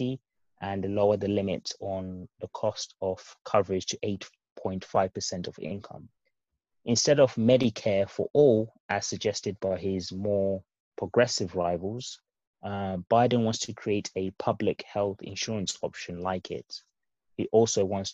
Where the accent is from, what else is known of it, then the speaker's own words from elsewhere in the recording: United Kingdom; As a Brit and, you know, as Europeans as well